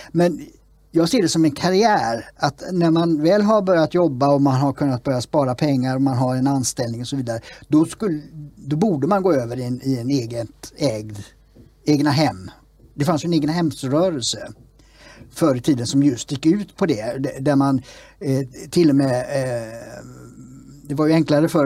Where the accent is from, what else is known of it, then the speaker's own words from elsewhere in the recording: Gothenburg, Västra Götaland, Sweden; Annedals, stadsdelen där det sprängdes för ett tag sedan och där jag växte upp eh, till stora delar